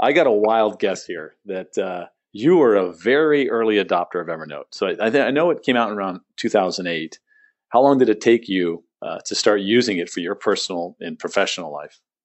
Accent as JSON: {"language": "English", "town": "San Diego", "region": "California", "country": "United States", "tie": "born or raised there", "also_born_or_lived": "Phoenix", "moved": "as an adult", "said": "I grew up in San Diego."}